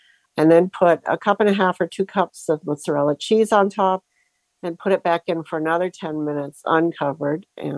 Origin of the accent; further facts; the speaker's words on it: Sebring, Florida, United States; And I'm from Sebring, Florida, before I forget.